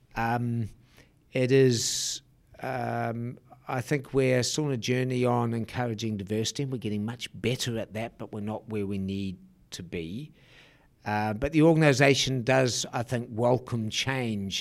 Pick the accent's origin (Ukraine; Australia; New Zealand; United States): New Zealand; moved away; I'm a Kiwi.